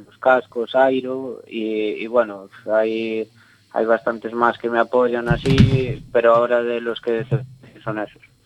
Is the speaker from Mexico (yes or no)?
no; Abegondo, Galicia, Spain; el Concello de Abegondo, de aquí de mi pueblo